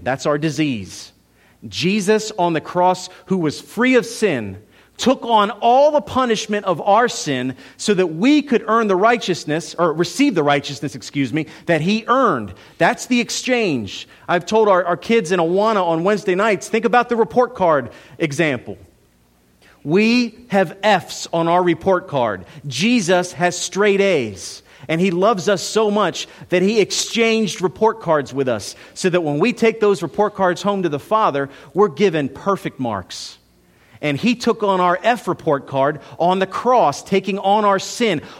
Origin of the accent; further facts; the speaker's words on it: United States; As an American in two thousand sixteen